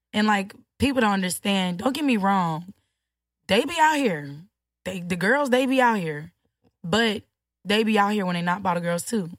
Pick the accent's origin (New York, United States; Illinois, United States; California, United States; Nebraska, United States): Illinois, United States; Chicago; I'm from Chicago